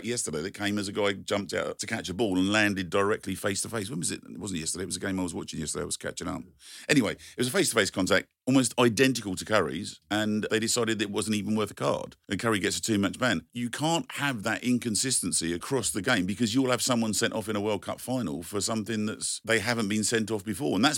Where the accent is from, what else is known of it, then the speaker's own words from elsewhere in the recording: London, United Kingdom; We grew up in Southall